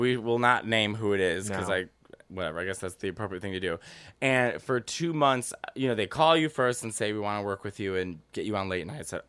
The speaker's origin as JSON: {"language": "English", "town": "Chicago", "region": "Illinois", "country": "United States", "tie": "born or raised there", "said": "I love that I come from Chicago."}